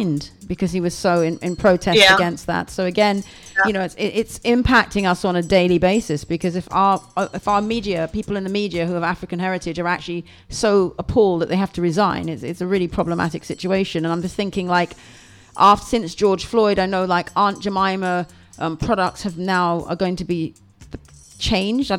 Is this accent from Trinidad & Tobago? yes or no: yes; Trinidad & Tobago; now in United Kingdom; I'm a Trinidadian. I was born in Trinidad